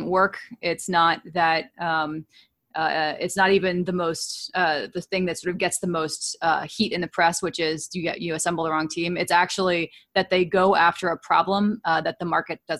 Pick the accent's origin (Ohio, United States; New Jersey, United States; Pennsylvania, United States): New Jersey, United States; Princeton; also born or lived in California; now in Cambridge, United States; I grew up in Princeton, New Jersey